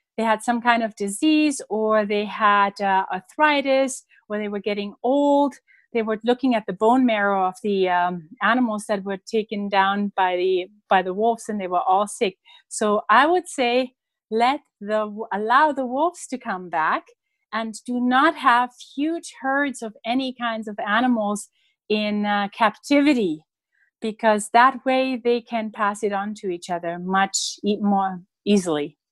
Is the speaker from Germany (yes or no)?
yes; Germany; moved away; when I was a child growing up in Germany